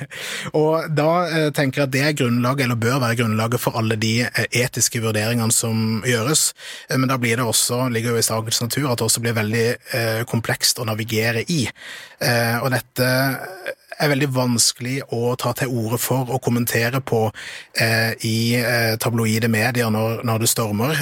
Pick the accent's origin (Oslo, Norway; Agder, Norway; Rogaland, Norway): Agder, Norway; Kristiansand; Jeg kommer jo fra Kristiansand og er oppvokst